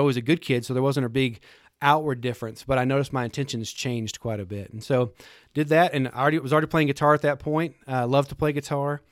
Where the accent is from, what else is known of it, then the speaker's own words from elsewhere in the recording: Lubbock, Texas, United States; I grew up in Lubbock, Texas, just a few, a hundred mile, I guess a hundred miles from here. Um, born and raised there, lived there my whole life.